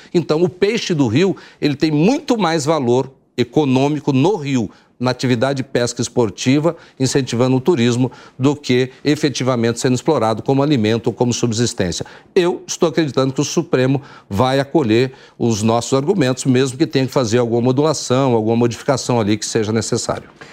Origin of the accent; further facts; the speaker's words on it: Brazil; also born or lived in Mato Grosso; eu como brasileiro